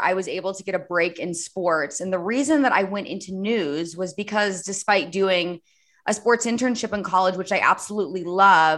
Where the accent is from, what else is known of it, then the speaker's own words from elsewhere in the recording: Indianapolis, Indiana, United States; my hometown of Indianapolis